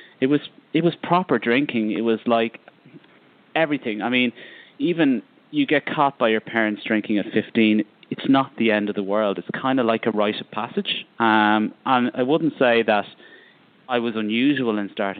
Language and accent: English; Ireland; I'm from Ireland